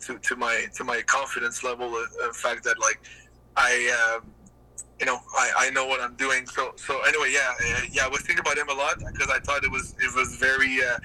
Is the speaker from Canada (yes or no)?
yes; Gatineau, Quebec, Canada; this little guy from Gatineau, small town in Canada